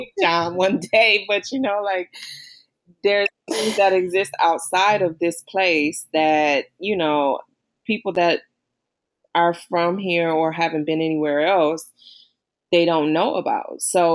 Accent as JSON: {"language": "English", "region": "Midwest", "country": "United States", "said": "And I'm like, yeah, you know, I'm from the Midwest."}